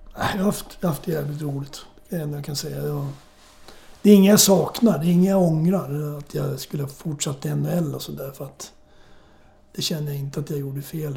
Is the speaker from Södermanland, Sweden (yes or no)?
no; Morjärv, Norrbotten County, Sweden; also born or lived in Södertälje, Sweden / St. Louis, United States; now in Sörmland, Sweden; jag föddes upp i Norrbotten. Min farsa jobbade i skogen